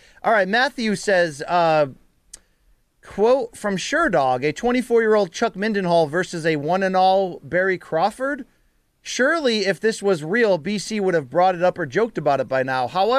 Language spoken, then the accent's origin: English; Australia; You make my Tuesdays, Thursdays, and Saturdays because I'm from Australia